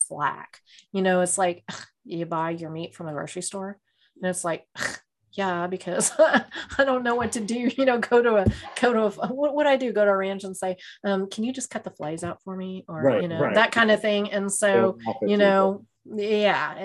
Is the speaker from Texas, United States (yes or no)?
yes; Texas, United States; I'm a Texan.